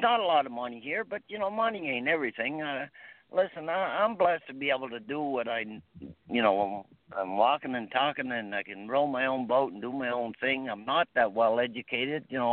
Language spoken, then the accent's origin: English; Dartmouth, Nova Scotia, Canada; also born or lived in Moncton / Truro; I grew up near the Webby Stable in Dartmouth